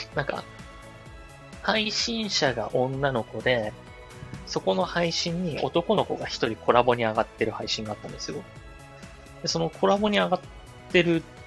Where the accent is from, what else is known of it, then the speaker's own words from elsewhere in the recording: Chiba, Japan; 僕と出身が一緒なんですよ。千葉県村安市生まれ育ち